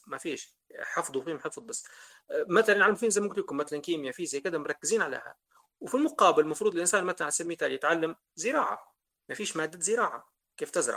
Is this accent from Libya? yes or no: yes; Libya; إحنا ليبيين